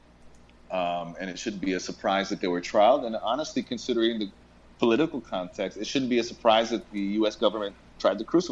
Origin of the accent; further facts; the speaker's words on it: United States; moved away as an adult; now in Puerto Rico; a Puerto Rican who grew up in the States